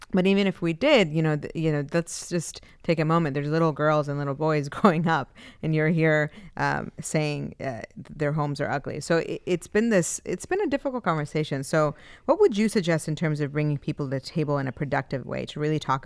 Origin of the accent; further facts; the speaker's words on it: Cambridge, Massachusetts, United States; And for me, I grew up in the Freshbound apartments over in North Cambridge.